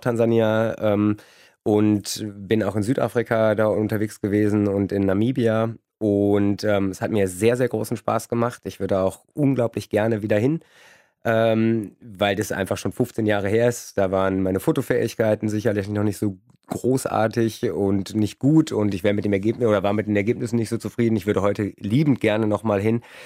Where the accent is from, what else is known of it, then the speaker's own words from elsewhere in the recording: Kleve, North Rhine-Westphalia, Germany; now in Cologne, Germany; Ich komme ursprünglich aus Kleve vom Niederrhein und da gibt es viel, viel Nichts, viel Natur und da bin ich den ersten Tieren auch begegnet